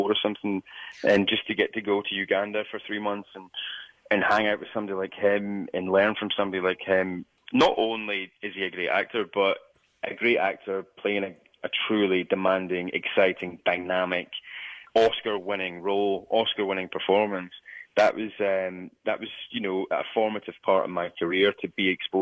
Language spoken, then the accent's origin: English; Scotland, United Kingdom; a young Scottish person